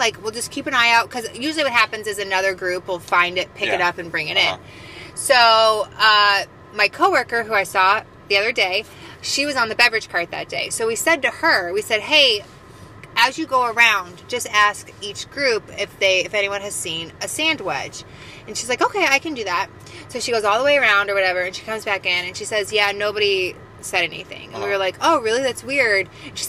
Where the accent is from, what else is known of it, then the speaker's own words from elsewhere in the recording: London, United Kingdom; accent: Cockney; I laughed at you making fun of my Cockney accent.